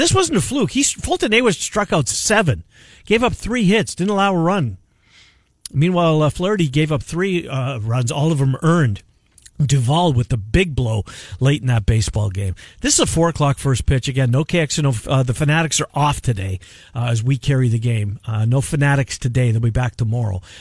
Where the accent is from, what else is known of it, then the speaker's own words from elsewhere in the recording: Winnipeg, Manitoba, Canada; moved away; growing up in Winnipeg